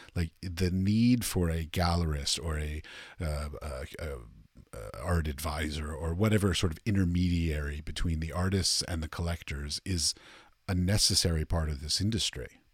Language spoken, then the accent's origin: English; Washington, District of Columbia, United States; I'm from Washington, D C, and I went to New York a lot